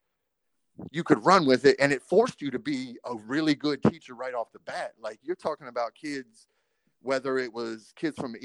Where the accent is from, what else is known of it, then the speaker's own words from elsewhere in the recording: Harrisonburg, Virginia, United States; moved away as an adult; also born or lived in New York City; I'm from Harrisonburg, Virginia